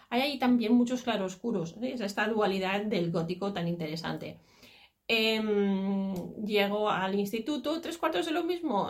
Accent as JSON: {"language": "Spanish", "region": "Catalonia", "country": "Spain", "said": "el folclore catalán sobre todo, porque es el de donde yo soy, de Cataluña"}